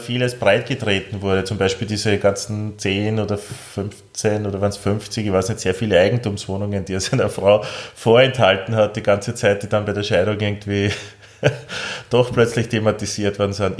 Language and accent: German; Austria; als Österreicher